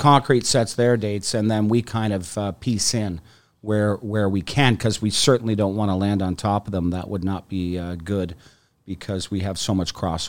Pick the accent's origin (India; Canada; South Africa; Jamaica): Canada; Toronto, Ontario; born there; I was born in Toronto and have been a Leafs and Jays fan my whole life.